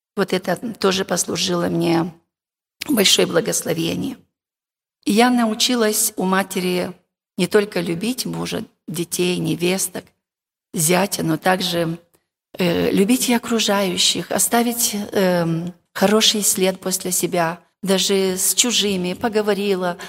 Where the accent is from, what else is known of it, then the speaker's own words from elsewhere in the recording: Moldova; Я сама молдаванка с Молдовы